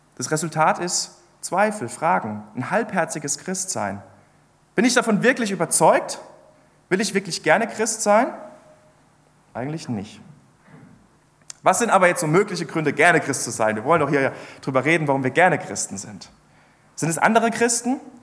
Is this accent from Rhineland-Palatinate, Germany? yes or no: yes; Ludwigshafen, Rhineland-Palatinate, Germany; moved away; ursprünglich komme ich aus der Pfalz